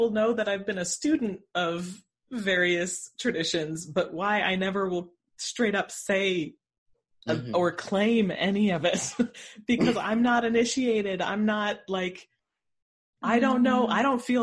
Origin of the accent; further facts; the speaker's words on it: North Dakota, United States; growing up in North Dakota